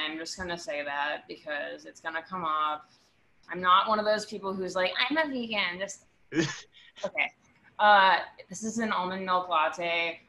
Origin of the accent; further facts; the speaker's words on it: New York, United States; I'm from Washington Heights. My parents live in Washington Heights.